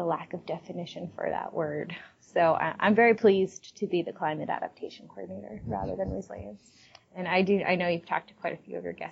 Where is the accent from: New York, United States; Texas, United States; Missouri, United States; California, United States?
New York, United States; Long Island; I grew up on Long Island, right outside New York City